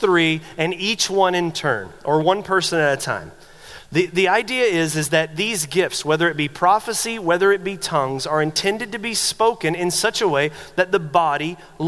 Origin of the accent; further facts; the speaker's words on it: the South, United States; I grew up in the South, conservative Southern Baptist church.